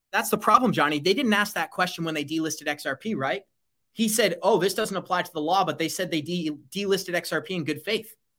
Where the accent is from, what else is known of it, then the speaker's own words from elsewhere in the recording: United States; as an American citizen